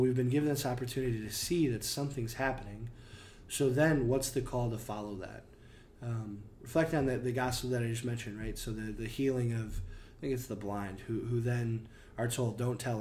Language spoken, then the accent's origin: English; United States; as an American